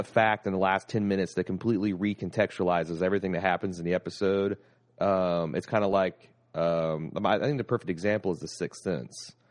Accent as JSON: {"language": "English", "country": "United States"}